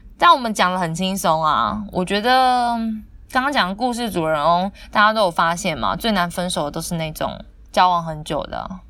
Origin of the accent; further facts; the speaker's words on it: southern Taiwan, Taiwan; 就跟我们南部人都喜欢讲说，你们北部人就是怎样啦